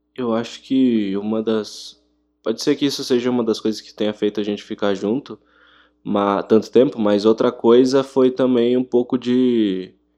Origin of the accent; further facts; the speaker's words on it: Brazil; a gente é bem brasileiro